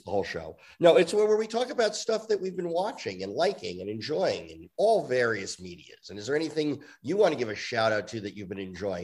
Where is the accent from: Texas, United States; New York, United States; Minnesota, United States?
New York, United States; I grew up in New York